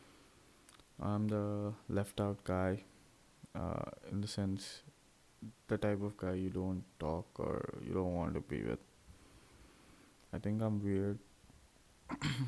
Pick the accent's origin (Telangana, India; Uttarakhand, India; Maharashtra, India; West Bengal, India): Telangana, India; Hyderabad; also born or lived in Tenali, Andhra Pradesh / Guntur, Andhra Pradesh / Chirala, Andhra Pradesh; now in Visakhapatnam, India; I'm from India, Andhra Pradesh state, and in there, a little place called Tenali. I was born over there, and I lived my life in Guntur, which is 21 kilometers away, till my fourth standard, and then I went to Hyderabad